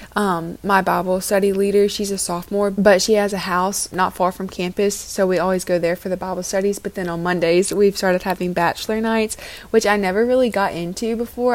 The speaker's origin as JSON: {"language": "English", "town": "Oxford", "region": "Mississippi", "country": "United States", "tie": "born or raised there", "moved": "yes"}